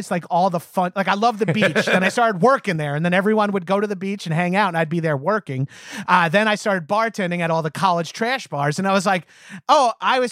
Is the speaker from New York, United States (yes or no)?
yes; Long Island, New York, United States; moved away as an adult; now in Los Angeles, United States; I had great jobs growing up on Long Island